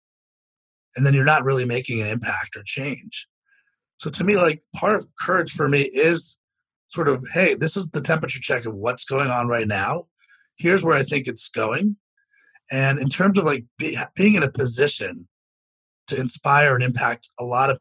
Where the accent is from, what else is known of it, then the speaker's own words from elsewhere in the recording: Potomac, Maryland, United States; I was born in Potomac, Maryland